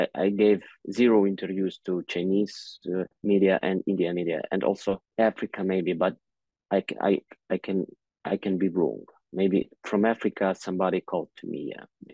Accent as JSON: {"language": "English", "region": "Kyiv", "country": "Ukraine", "tie": "born or raised there", "second_language": "English", "said": "I was born in Kyiv"}